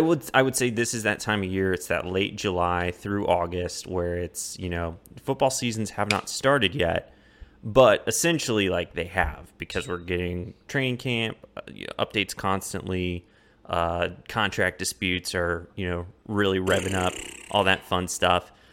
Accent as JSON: {"language": "English", "country": "Colombia", "tie": "born or raised there", "moved": "yes", "lives_now": "Austin, United States", "said": "my hometown in Colombia"}